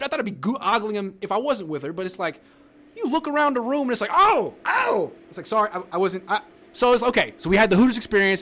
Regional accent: Oakland, California, United States; moved away as an adult; also born or lived in Los Angeles; I'm from Oakland

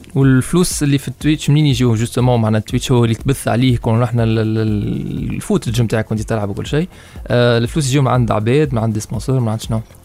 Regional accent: Tunisia; احنا في تونس

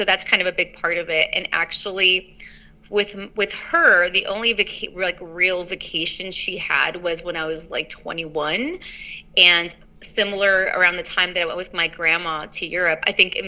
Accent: Los Angeles, California, United States; they met in Los Angeles, and that's where I was born.

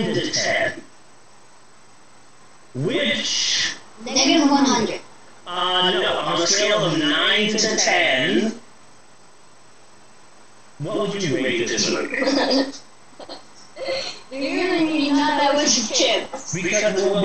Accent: United States; I'm an American.

